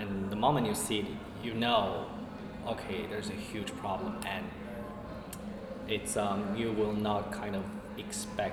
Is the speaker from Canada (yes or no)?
no; China; moved away as an adult; now in United States; where I came from China